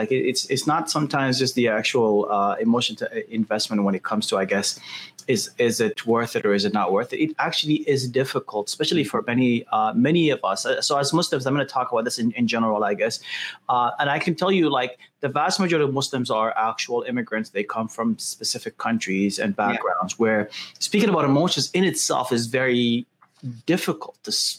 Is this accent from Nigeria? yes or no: no; Sudan; I come from Sudan, right?